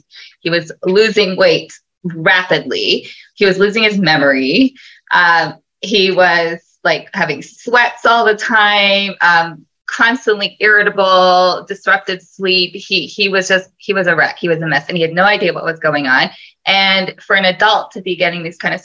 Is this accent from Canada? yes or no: yes; Toronto, Ontario, Canada; I'm from Toronto, grew up in Toronto, born and bred